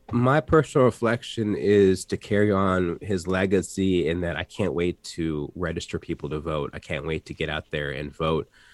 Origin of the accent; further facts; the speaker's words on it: Atlanta, Georgia, United States; I grew up in Atlanta